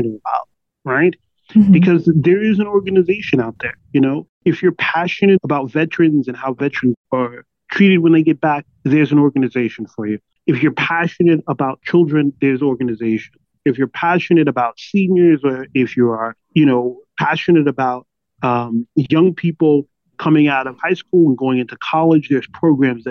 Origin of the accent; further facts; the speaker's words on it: Jersey City, New Jersey, United States; moved away as an adult; also born or lived in New York City; now in Las Vegas, United States; I was born and raised in Jersey City, New Jersey